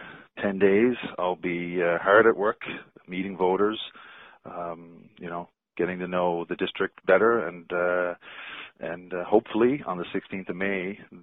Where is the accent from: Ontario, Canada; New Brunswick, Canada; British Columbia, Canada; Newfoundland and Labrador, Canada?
Newfoundland and Labrador, Canada; Kilbride; moved away as an adult; also born or lived in Switzerland; I'm originally from Kilbride. I've been away for 18 years living in Switzerland, have a Swiss wife and two Swiss Newfoundlanders, and we decided to move back to Newfoundland